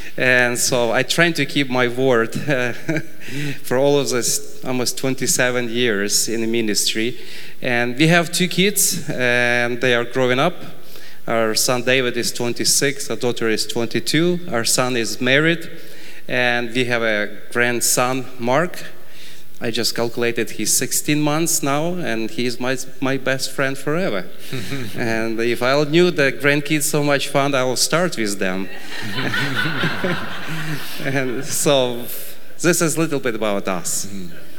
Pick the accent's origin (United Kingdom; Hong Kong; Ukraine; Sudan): Ukraine; I was born in Ukraine and grew up in Ukraine